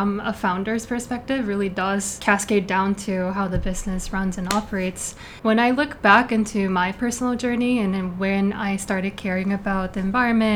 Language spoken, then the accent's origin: English; South Korea; moved away as an adult; also born or lived in New York City; now in New York, United States; I was born and raised in Korea, and then I moved to New York City in 2018.